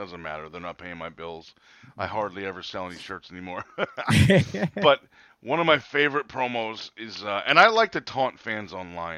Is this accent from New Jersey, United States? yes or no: yes; New Jersey, United States; I'm from Jersey. I live here